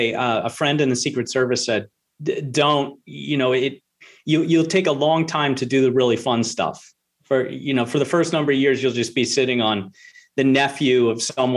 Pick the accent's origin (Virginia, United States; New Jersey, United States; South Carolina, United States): South Carolina, United States; Charleston; I was back down to my southern roots. I'm not from here. I'm from South Carolina, Charleston.